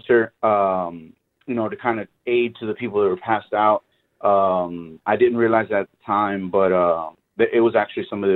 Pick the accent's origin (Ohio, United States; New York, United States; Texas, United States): Texas, United States; Houston; I'm from Houston, Texas. I live here.